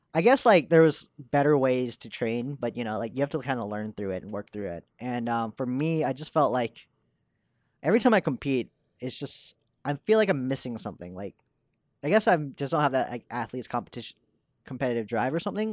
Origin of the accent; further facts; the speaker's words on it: Dallas, Texas, United States; moved away as an adult; now in New York, United States; I was born in Dallas and I was raised there.